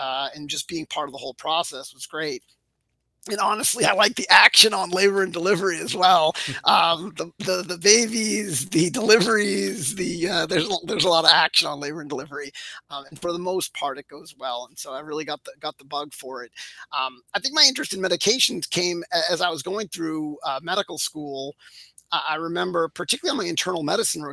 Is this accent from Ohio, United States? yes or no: no; Framingham, Massachusetts, United States; So I'm a local here in my hometown of Framingham, Mass.